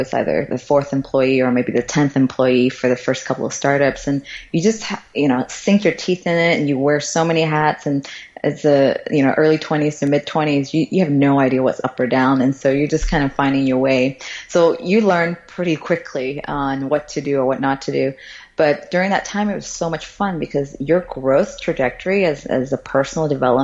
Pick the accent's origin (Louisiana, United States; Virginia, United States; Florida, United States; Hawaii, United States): Florida, United States; English is a second language; moved away as an adult; also born or lived in Guangzhou, China / San Francisco / Japan; now in Singapore; I grew up there